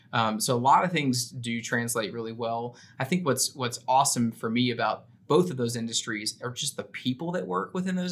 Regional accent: Memphis, Tennessee, United States; moved away as an adult; also born or lived in San Antonio, Texas; now in Austin, United States; I'm originally from Memphis, Tennessee. I've been a Texan now for over a decade

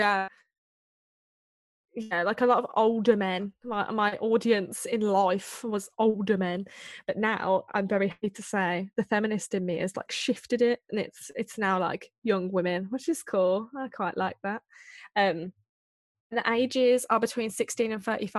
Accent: Birmingham, West Midlands, United Kingdom; I'm from Birmingham.

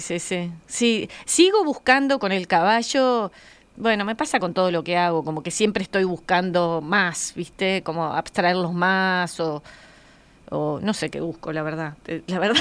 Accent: Colonia, Uruguay; somos de Colonia nosotros, y mi padre tenía un campito en Colonia y yo iba con él bastante

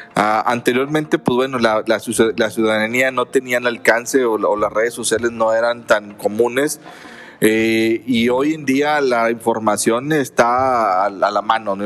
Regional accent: Mexico; nos identifica como mexicanos

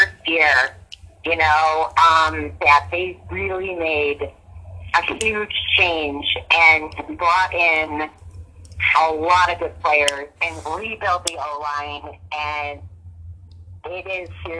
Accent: Buffalo, New York, United States; I grew up in Buffalo

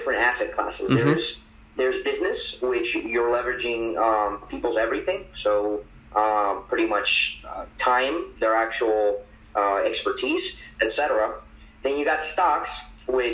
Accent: Medellín, Antioquia, Colombia; moved away; I'm from Medellin, Colombia

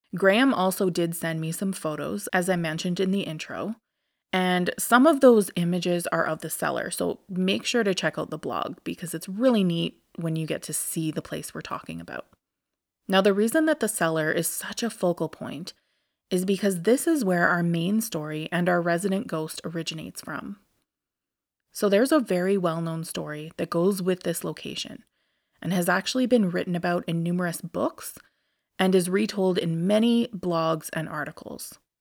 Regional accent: Alberta, Canada; I'm from Alberta, which is the province to the west of Saskatchewan

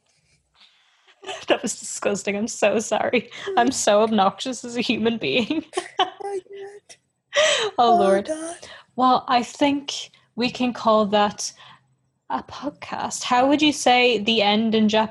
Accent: Ireland; we are Irish

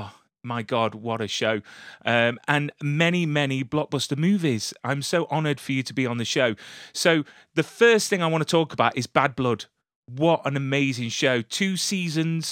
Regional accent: United Kingdom; coming from the UK

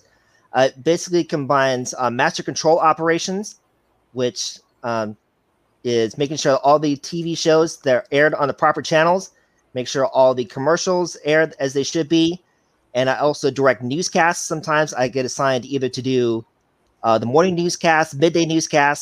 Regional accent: Chicago, Illinois, United States; now in Cedar Rapids, United States; I'm from Cedar Rapids, Iowa. I'm originally from Chicago, Illinois

